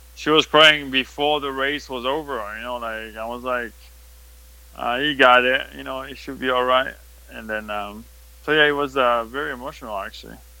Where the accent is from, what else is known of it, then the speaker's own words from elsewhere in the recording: France; accent: French; English is a second language; now in United States; we're still French